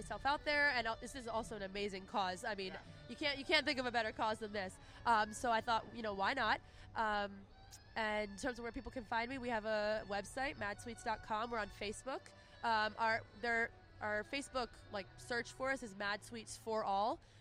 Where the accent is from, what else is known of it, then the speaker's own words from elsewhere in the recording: Lansdale, Pennsylvania, United States; I grew up in Lansdale, lived there my whole life